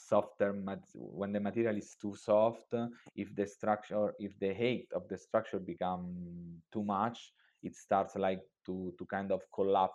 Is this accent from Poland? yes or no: no; Italy; I'm from Italy